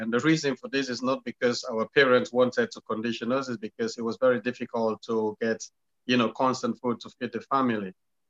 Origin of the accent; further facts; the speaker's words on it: Sierra Leone; growing up in Sierra Leone, it was fun, it was tough, it was hard. And, you know, my parents had 11 of us, and mom and dad never been to school.